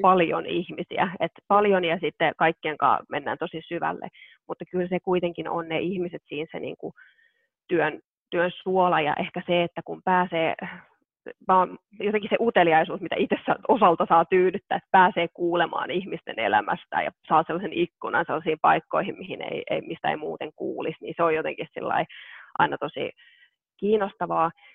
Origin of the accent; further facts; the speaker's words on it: South Ostrobothnia, Finland; mä oon itse kotoisin Etelä-Pohjanmaalta